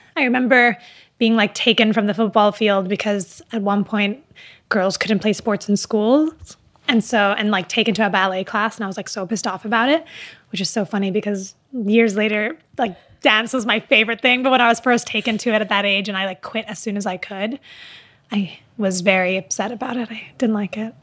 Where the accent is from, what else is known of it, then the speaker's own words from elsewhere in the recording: Dubai, United Arab Emirates; moved away; also born or lived in Riyadh, Saudi Arabia / Palestine / America; growing up in Dubai